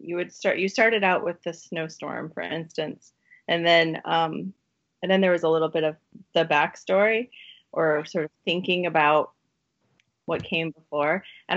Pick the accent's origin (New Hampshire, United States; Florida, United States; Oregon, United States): Oregon, United States; Eugene; you went to school in Oregon, where I'm from.